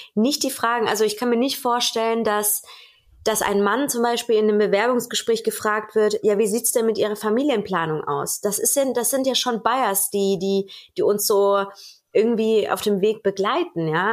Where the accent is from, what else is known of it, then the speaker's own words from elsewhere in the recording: Germany; bei uns in Deutschland